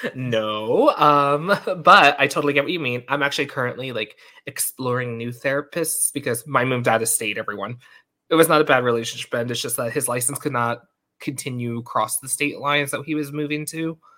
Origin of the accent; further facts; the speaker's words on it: Long Island, New York, United States; accent: New York; we're both from Long Island